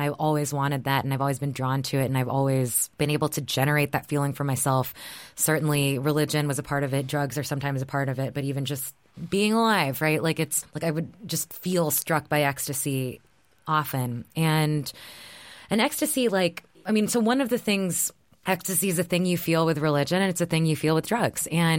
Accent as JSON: {"language": "English", "region": "Texas", "country": "United States", "tie": "born or raised there", "said": "It was like the world that I grew up in Texas."}